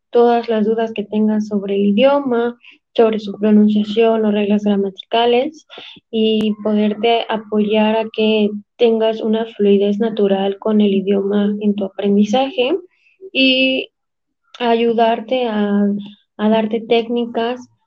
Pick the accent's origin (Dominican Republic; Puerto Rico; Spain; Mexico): Mexico; soy embajadora del idioma español, soy de México, tengo 24 años